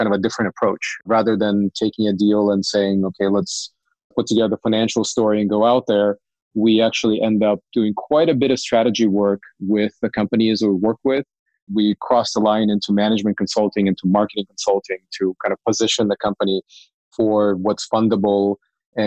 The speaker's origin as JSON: {"language": "English", "town": "Cupertino", "region": "California", "country": "United States", "tie": "born or raised there", "also_born_or_lived": "Ukraine", "said": "grew up in Cupertino, went to the same high school as Steve Jobs"}